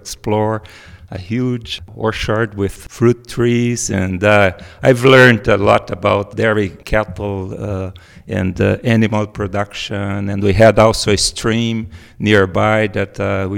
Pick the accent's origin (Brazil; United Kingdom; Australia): Brazil; also born or lived in Viçosa; I was like 200 kilometers from my hometown